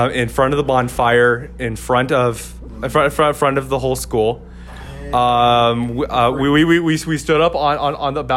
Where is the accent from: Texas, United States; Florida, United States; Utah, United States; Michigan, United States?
Utah, United States; Ogden; moved away; I'm originally from Utah, from Ogden, Utah